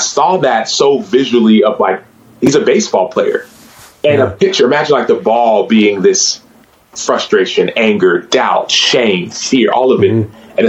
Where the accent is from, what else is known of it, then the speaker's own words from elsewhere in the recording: Nigeria; accent: Igbo; I did not do it in Igbo, nor did I did it in my Igbo accent.